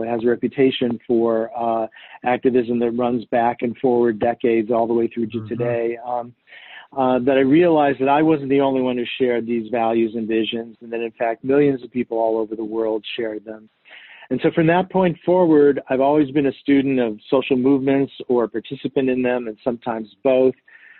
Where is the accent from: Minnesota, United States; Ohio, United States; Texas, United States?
Ohio, United States; Cleveland; moved away as an adult; also born or lived in Madison, Wisconsin; I grew up in Cleveland, Ohio, and in a kind of sheltered existence. I came from a very loving family.